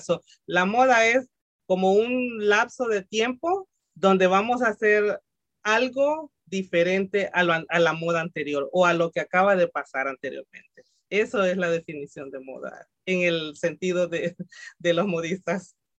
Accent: El Salvador; moved away; yo soy salvadoreña, mucha honra, muy salvadoreña.

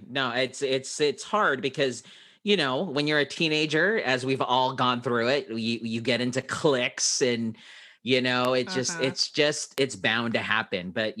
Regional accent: Philippines; my wife is Hispanic, Mexican, and I am Filipino

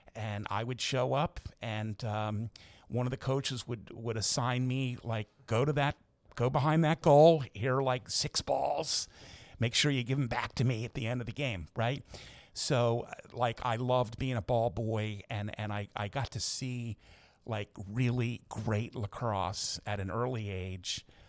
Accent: Baltimore, Maryland, United States; moved away as an adult; now in Philadelphia, United States; I loved growing up in Baltimore

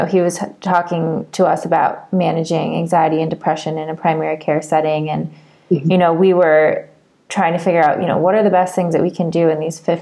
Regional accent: Michigan, United States; I grew up in Michigan where Larry Nassar practiced

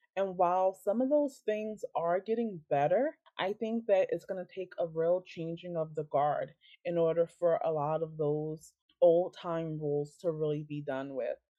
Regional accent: United States; as an American

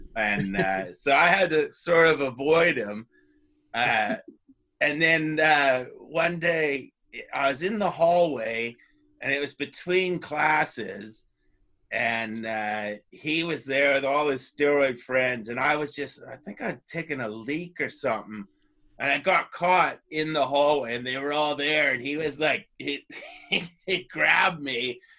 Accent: White Rock, British Columbia, Canada; Vancouver, White Rock.

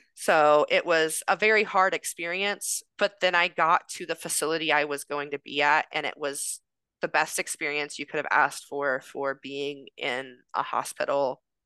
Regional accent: Indiana, United States; moved away as an adult; now in California, United States; I'm from Indiana.

